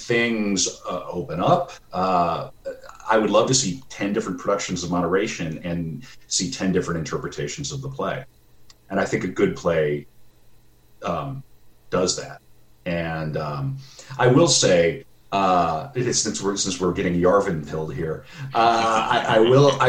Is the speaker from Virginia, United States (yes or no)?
no; North Dakota, United States; I'm from North Dakota